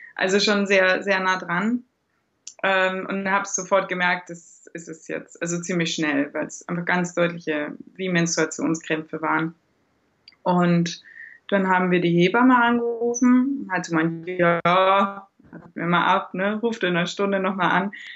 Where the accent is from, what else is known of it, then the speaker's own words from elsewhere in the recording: Germany; moved away as an adult; now in Austria; Ich komme eigentlich aus Deutschland